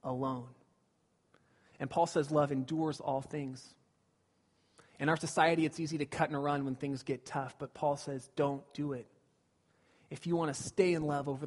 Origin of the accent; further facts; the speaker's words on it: Glendora, California, United States; When I was a kid, I grew up in Southern California